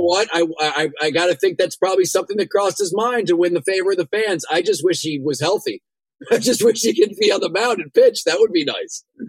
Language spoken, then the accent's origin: English; Kennesaw, Georgia, United States; moved away; I grew up in Kennesaw, Georgia, just outside of Atlanta